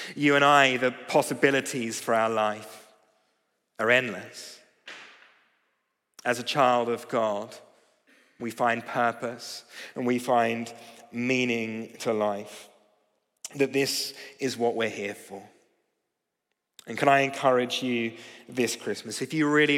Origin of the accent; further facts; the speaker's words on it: Australia; now in London, United Kingdom; I'm from Australia.